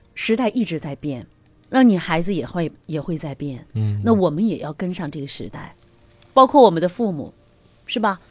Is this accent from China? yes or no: yes; China; 我们中国人哈，就我们的民族文化哈